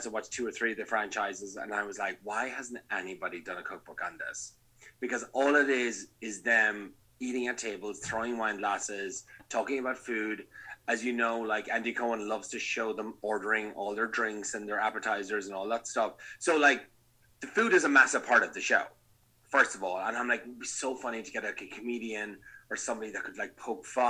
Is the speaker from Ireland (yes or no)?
yes; Ireland; moved away as an adult; also born or lived in Napa, United States; now in Los Angeles, United States; being Irish